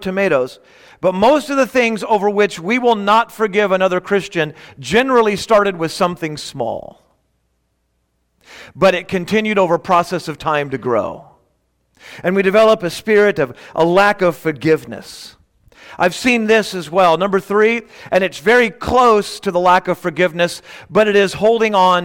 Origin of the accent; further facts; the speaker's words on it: Bellflower, California, United States; now in Victorville, United States; I grew up in Bellflower